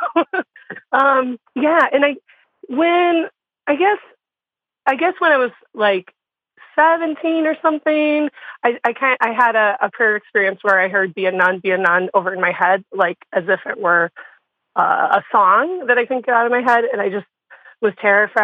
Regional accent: Iowa, United States; now in northern Wisconsin, United States; I'm from Iowa. I grew up in Iowa. But yeah, so I'm pretty Midwest

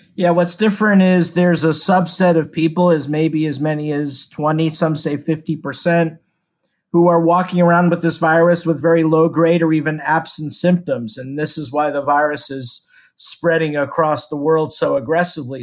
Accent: Houston, Texas, United States; I'm from Houston

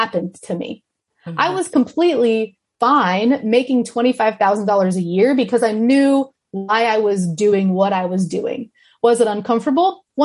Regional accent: Kansas City, Kansas, United States; moved away; I am from Johnson County, Kansas City.

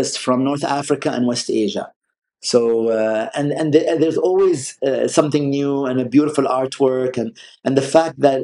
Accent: Sharjah, United Arab Emirates; first language Arabic; English is a second language; So I was born in Sharjah in 1978 in a neighborhood known as Little Palestine. And then we moved to a new neighborhood next door

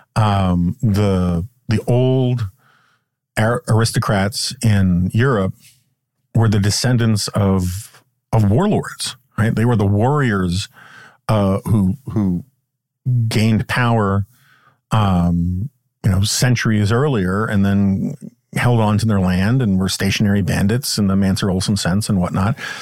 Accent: New York, United States; now in Washington, United States; Growing up in New York

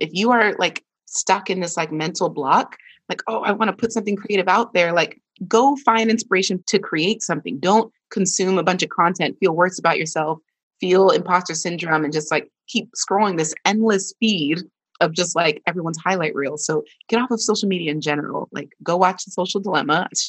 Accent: Nigeria; this is a little bit of like Nigerian trauma, because if you ask for help as a Nigerian, you know, kid, that was a sign of weakness.

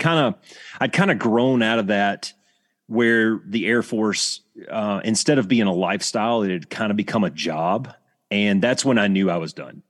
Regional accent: Alabama, United States; I grew up in Alabama.

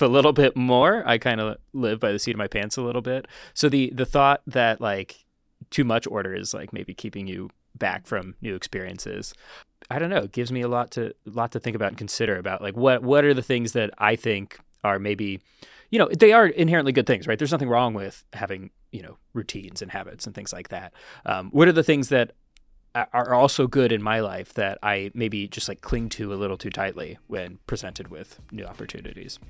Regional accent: New York, United States; As a New Yorker

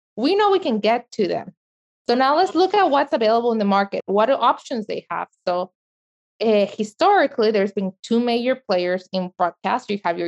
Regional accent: El Salvador; Or myself, I'm from El Salvador. I never can see my soccer games from El Salvador.

